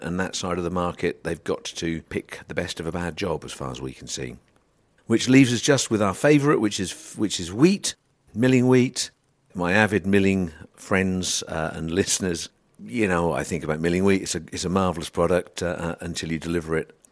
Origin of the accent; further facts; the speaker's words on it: United Kingdom; we're British